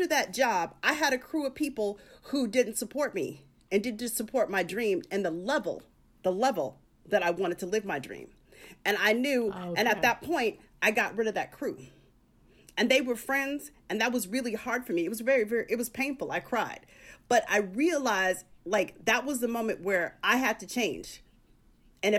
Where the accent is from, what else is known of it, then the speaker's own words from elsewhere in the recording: Tempe, Arizona, United States; now in Los Angeles, United States; I'm a girl from a small town. I'm from Tempe, Arizona.